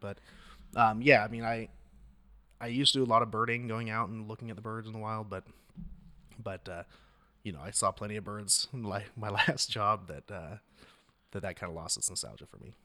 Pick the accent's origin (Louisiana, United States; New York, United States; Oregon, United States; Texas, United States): Oregon, United States; Astoria; I'm from the North Coast